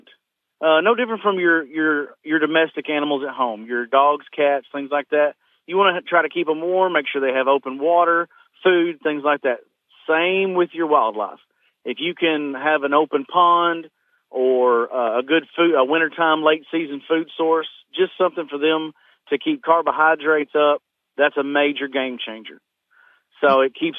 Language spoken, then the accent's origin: English; Southeast Missouri, United States; from Southeast Missouri, where I originate